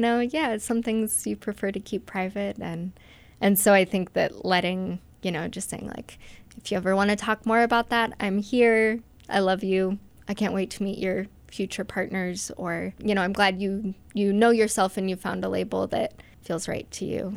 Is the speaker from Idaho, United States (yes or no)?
yes; Moscow, Idaho, United States; now in Salmon, United States; I grew up here in Moscow, Idaho, on the Palouse